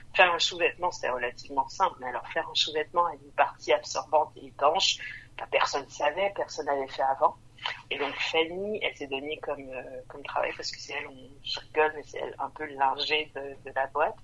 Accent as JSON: {"language": "French", "town": "Montreal", "region": "Quebec", "country": "Canada", "tie": "born or raised there", "also_born_or_lived": "Vancouver, Canada", "moved": "as an adult", "lives_now": "France", "said": "moi j'ai grandi à Montréal"}